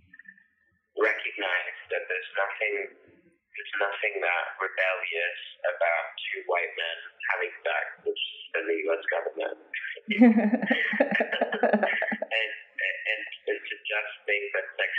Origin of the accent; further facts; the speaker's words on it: Texas, United States; growing up in Texas and in the small town that I did